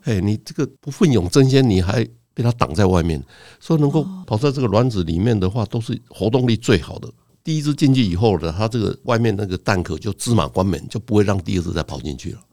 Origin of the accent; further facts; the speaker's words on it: Donggang, Pingtung County, Taiwan; 我小的时候是在屏东的东港那个小镇长大，所以镇上大概只有四个医生